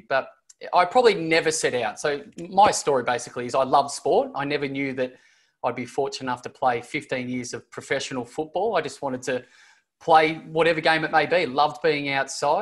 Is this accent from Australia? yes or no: yes; Bendigo, Victoria, Australia; I'm originally from the country, so I grew up in Bendigo, which is country Victoria